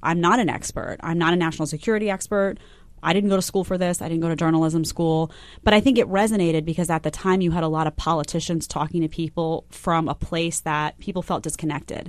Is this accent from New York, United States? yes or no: yes; New York City, New York, United States; also born or lived in Fort Myers Beach, Florida; I grew up, I grew up in Staten Island, but I was in Manhattan all the time.